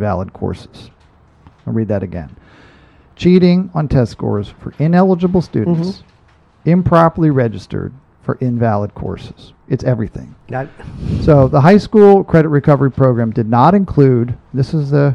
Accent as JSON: {"language": "English", "country": "Ireland", "said": "I'm Irish"}